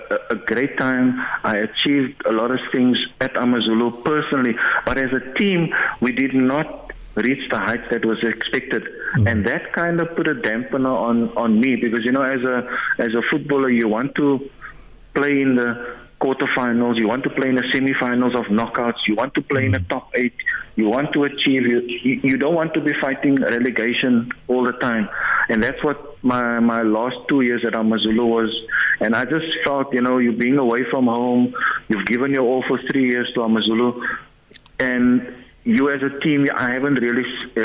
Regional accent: Cape Town, Western Cape, South Africa; also born or lived in Heidelberg; growing up, being born in Heidelberg, growing up on the Cape Flats

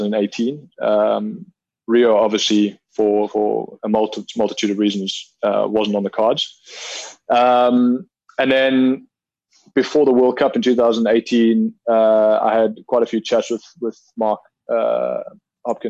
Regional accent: Pretoria, Gauteng, South Africa; moved away as an adult; also born or lived in Stellenbosch, South Africa / Port Elizabeth, South Africa; I would have been around 10 years old when we moved from PE up to Pretoria, where I went to Brooklyn Primary and then eventually Pretoria Boys High

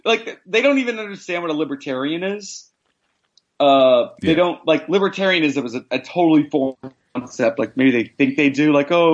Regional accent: Tennessee, United States; also born or lived in Midwest / South; You know, I'm from Tennessee and I grew up in the Midwest and the South.

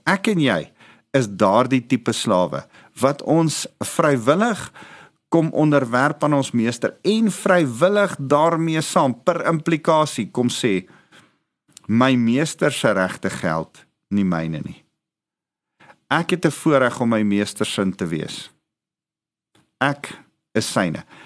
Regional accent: South Africa; ons as Afrikaners

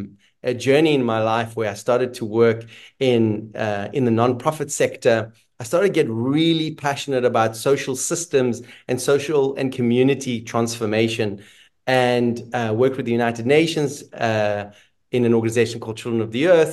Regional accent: South Africa; also born or lived in Israel; I was born in Israel, a place that currently is a hard word to share with people because of what's happening in the world. And when I was about 9, we left Israel to move to South Africa.

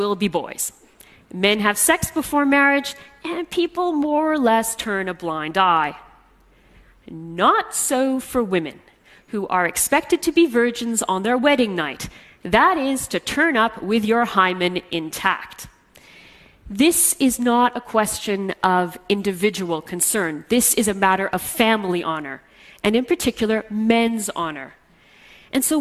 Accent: Canada; I'm half Egyptian, and I'm Muslim, but I grew up in Canada, far from my Arab roots

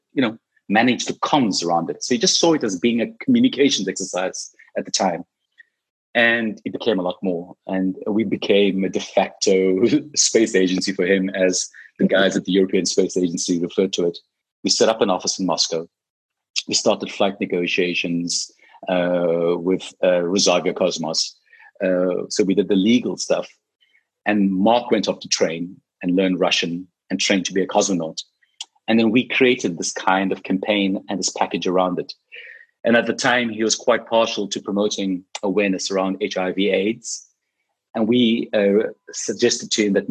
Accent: South Africa; as a South African

